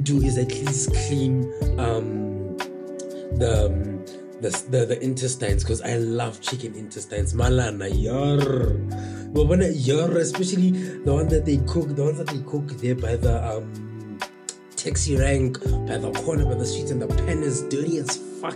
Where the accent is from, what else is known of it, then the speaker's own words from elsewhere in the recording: Tembisa, Gauteng, South Africa; born and raised in Tembisa